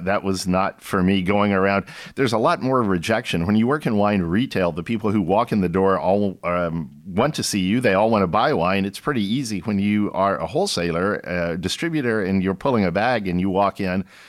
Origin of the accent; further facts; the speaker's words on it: Austin, Texas, United States; also born or lived in San Antonio, Texas; I grew up in Austin, Texas